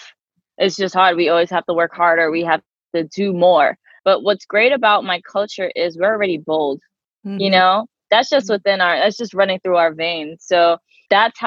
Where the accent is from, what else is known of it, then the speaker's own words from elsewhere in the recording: New York City, New York, United States; now in Long Island, United States; I've always lived in New York. Originally Queens, now I'm in Long Island